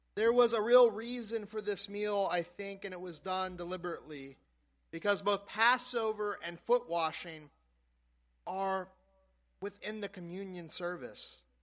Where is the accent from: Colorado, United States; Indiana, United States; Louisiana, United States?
Louisiana, United States; South; moved away; growing up in South Louisiana